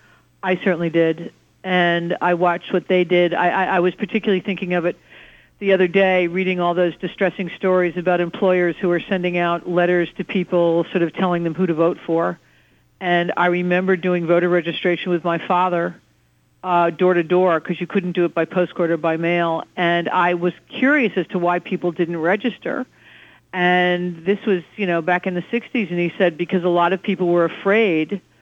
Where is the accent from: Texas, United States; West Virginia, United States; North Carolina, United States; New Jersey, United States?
New Jersey, United States; Trenton; now in New York, United States; I grew up in Trenton, New Jersey